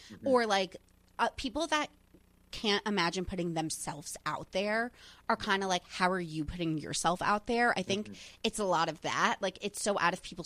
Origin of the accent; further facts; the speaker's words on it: New Jersey, United States; I grew up in New Jersey